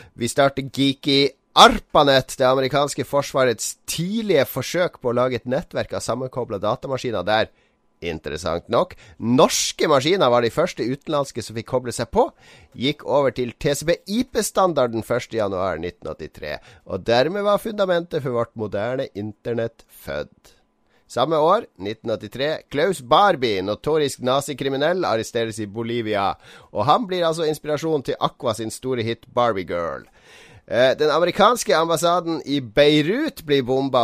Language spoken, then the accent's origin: Norwegian; Harstad, Troms, Norway; en spent elleveåring hjemme i Harstad